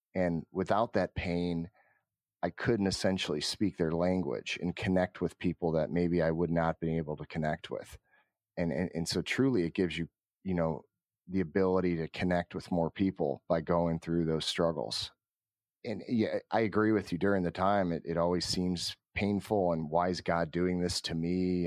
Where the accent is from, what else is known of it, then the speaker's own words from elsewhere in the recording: Cleveland, Ohio, United States; born and raised in Cleveland, Ohio